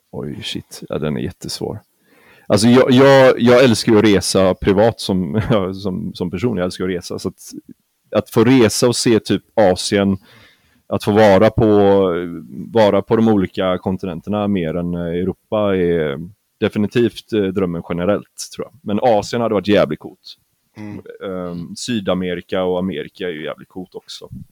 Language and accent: Swedish; Gothenburg, Västra Götaland, Sweden; jag är göteborgare också